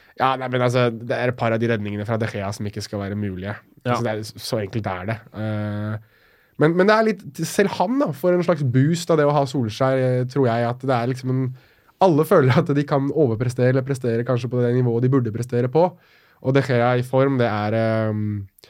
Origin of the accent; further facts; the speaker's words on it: Norway; jeg blir jo stolt over å være nordmann